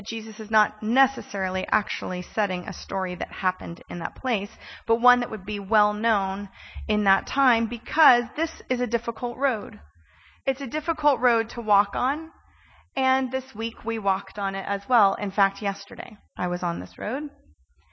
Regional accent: California, United States; I'm Californian

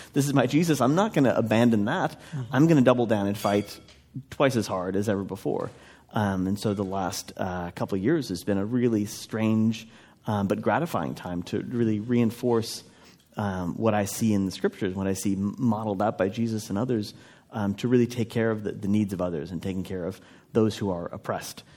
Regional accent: Minnesota, United States; I grew up in in Minnesota in a traditional evangelical environment

